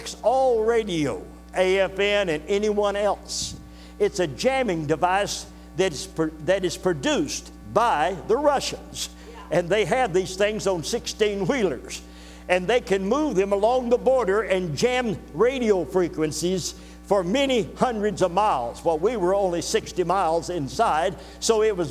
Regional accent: United States; also born or lived in Bavaria, Germany; I'm an American

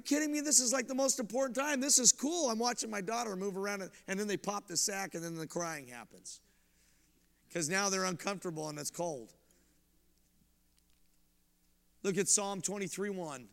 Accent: about 15 minutes from Boulder, Colorado, United States; moved away; I'm from Colorado. I grew up about 15 minutes from Boulder

